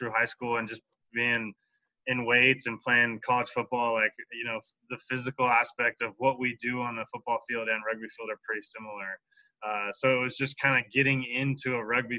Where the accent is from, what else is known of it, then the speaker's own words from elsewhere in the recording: Camas, Washington, United States; also born or lived in Kirkland, Washington; down in Camas, Washington. I was born in Kirkland, but once I was four, we moved there and still the same house I grew up